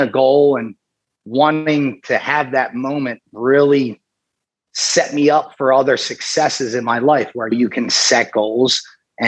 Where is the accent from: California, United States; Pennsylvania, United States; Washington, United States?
Pennsylvania, United States; Briarcliff; now in Philadelphia, United States; I grew up in a town right outside of Southwest Philadelphia called Briarcliff